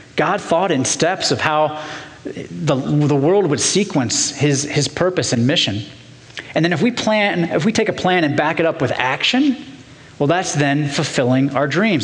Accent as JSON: {"language": "English", "town": "Portsmouth", "region": "Ohio", "country": "United States", "tie": "born or raised there", "said": "I grew up in Portsmouth, Ohio, down in southern Ohio"}